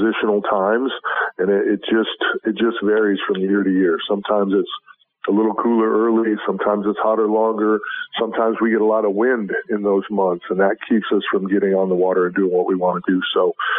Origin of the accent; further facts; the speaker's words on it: Wisconsin, United States; now in Florida, United States; I was born and raised in Wisconsin